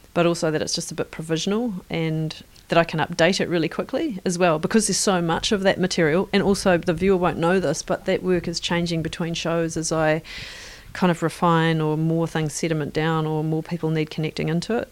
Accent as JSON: {"language": "English", "region": "Northern Ireland", "country": "United Kingdom", "tie": "born or raised there", "moved": "yes", "lives_now": "New Zealand", "said": "growing up in Northern Ireland, where the helicopter was a large part of the texture of what was around"}